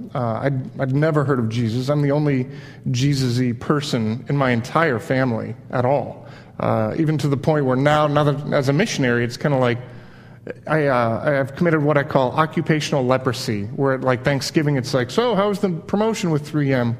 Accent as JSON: {"language": "English", "region": "Midwest", "country": "United States", "tie": "born or raised there", "also_born_or_lived": "Miami, Florida", "said": "I kind of grew up in Miami, back up to the Midwest where my mom's side was from"}